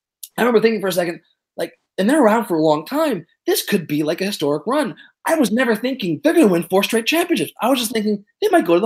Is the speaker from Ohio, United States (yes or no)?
yes; Cleveland, Ohio, United States; We're from Cleveland.